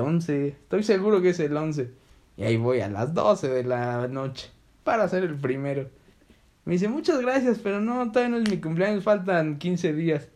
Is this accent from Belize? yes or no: yes; Belize; yo soy de Belice